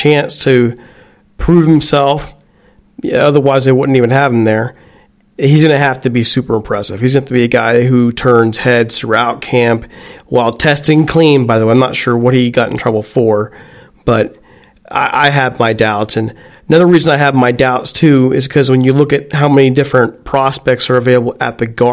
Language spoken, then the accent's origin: English; Youngstown, Ohio, United States; I live in Youngstown, Ohio.